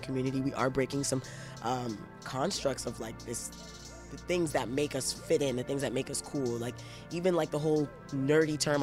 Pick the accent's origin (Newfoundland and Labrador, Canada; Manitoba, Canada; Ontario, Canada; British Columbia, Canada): Ontario, Canada; Toronto; also born or lived in Brampton / Scarborough; when I grew up in Toronto, I was getting C's and D's